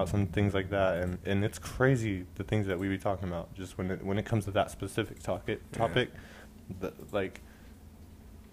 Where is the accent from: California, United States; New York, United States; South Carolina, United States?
California, United States; also born or lived in Alaska; now in Oklahoma, United States; I grew up in Cali too